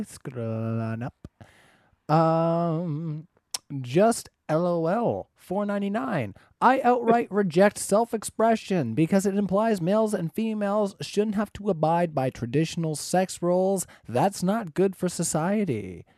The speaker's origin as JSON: {"language": "English", "country": "Canada", "said": "I'm Canadian."}